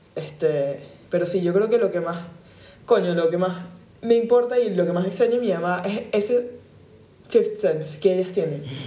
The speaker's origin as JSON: {"language": "Spanish", "town": "Caracas", "region": "Capital District", "country": "Venezuela", "moved": "yes", "said": "hasta que yo me fui de Caracas"}